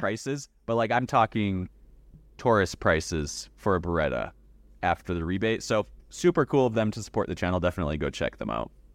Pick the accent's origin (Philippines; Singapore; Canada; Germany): Canada; now in Idaho, United States; Here in America, I live in the great state of Idaho, but yes, I was born in Canada.